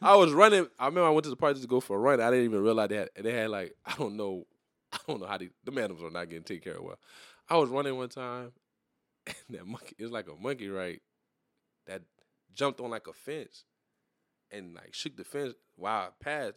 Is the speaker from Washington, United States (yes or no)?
no; New Iberia, Louisiana, United States; also born or lived in Terrebonne Parish, Louisiana; I'm from New Iberia, but I was born in Terrebonne, Paris